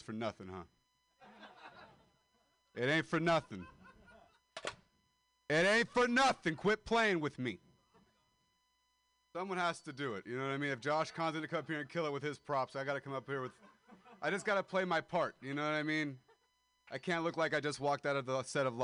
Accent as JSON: {"language": "English", "town": "Modesto", "region": "California", "country": "United States", "moved": "yes", "said": "I am a dropout from Modesto, California. And I moved here to pursue comedy"}